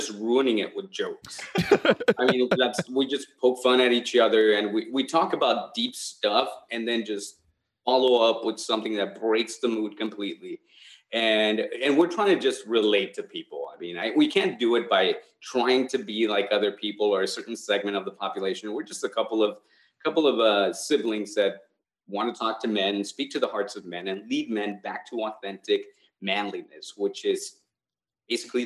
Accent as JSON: {"language": "English", "region": "California", "country": "United States", "said": "we're from California"}